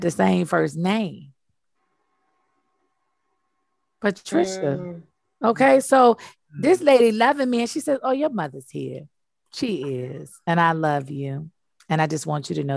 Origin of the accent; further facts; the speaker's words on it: United States; I'm African American